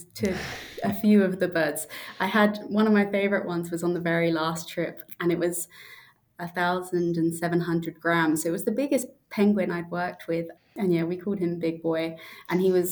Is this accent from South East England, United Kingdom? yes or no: yes; South East England, United Kingdom; moved away as an adult; also born or lived in Manchester, United Kingdom / Queensland, Australia; now in Tasmania, Australia; So I'm from the UK originally, from just outside London in the south of England